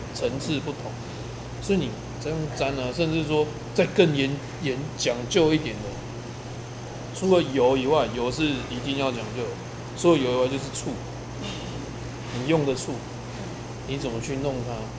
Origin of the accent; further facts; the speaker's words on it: Chaozhou, Pingtung County, Taiwan; now in Kaohsiung, Taiwan; 我是潮州人啊，屏东潮州嘛